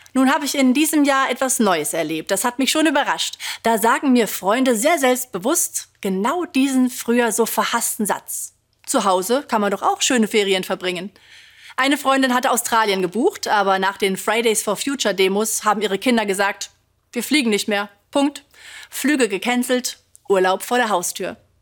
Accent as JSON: {"language": "German", "area": "Ruhr area", "region": "North Rhine-Westphalia", "country": "Germany", "tie": "born or raised there", "said": "Ich komme aus dem Ruhrgebiet, da waren viele nicht so richtig reich, meine Familie auch nicht."}